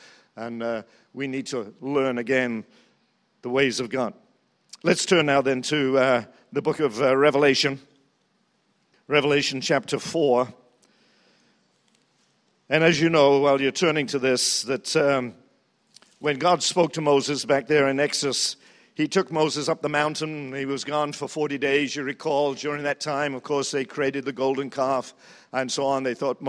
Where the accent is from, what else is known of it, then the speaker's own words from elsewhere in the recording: New Zealand; And so when they heard I was from New Zealand, they said, you know so-and-so